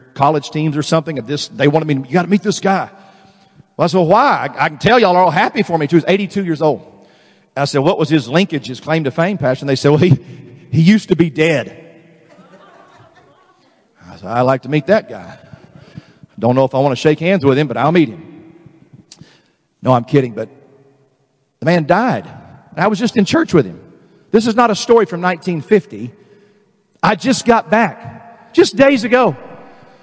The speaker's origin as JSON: {"language": "English", "region": "Texas", "country": "United States", "said": "I'm from Texas, and for us Southern people"}